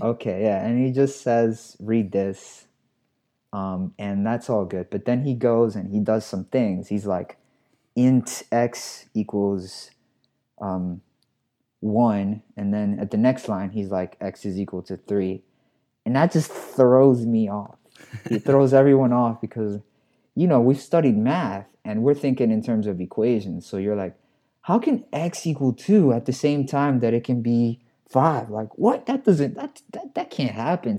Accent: New York City, New York, United States; I'm a New Yorker. I'm from the Bronx

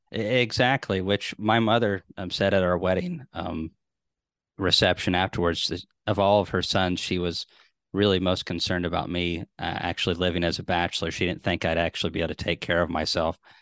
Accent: Tennessee, United States; I'm from Tennessee

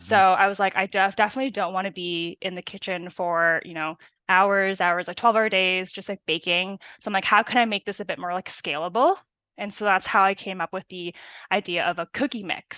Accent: Burnaby, British Columbia, Canada; I'm, uh, from Burnaby, born

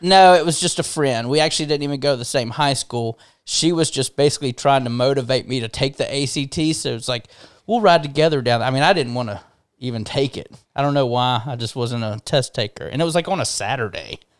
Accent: Hoover, Alabama, United States; also born or lived in Montgomery, Alabama / Nashville, Tennessee; born in Montgomery, uh, you know, southern, more southern Alabama. Sh- quickly after being born, we moved up to Birmingham, um, and lived in in Hoover most of my life

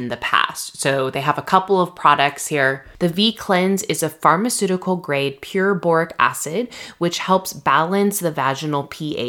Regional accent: Redlands, California, United States; my hometown, Redlands

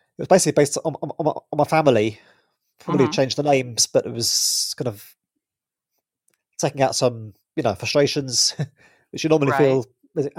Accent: Brighton, South East England, United Kingdom; moved away as an adult; now in Scotland, United Kingdom; I grew up in Brighton, which is in England

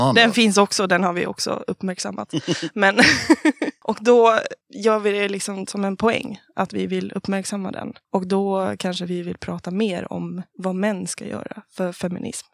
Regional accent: Falun, Dalarna County, Sweden; Jag är från Falun

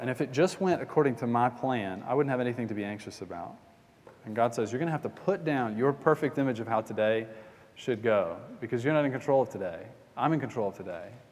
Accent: Atlanta, Georgia, United States; we got a Bass Pro Shop near where I grew up in Atlanta

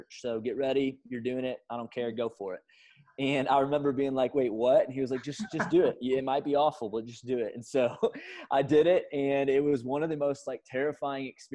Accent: St. Louis, Missouri, United States; moved away as an adult; now in Atlanta, United States; born and raised in St. Louis, Missouri

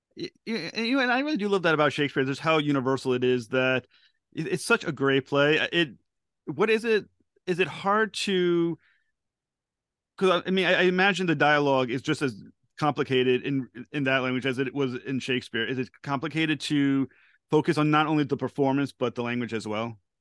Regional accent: United States; I'm from the United States

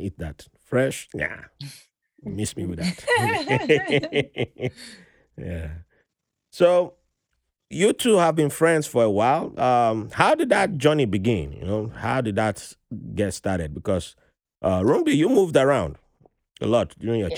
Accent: Nigeria; now in United States; my home state produces like 40% of Nigeria's crude oil

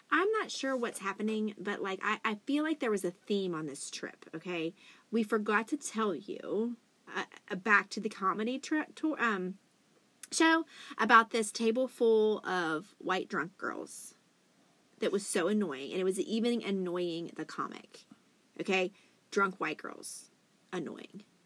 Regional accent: West Virginia, United States; we are actually from West Virginia

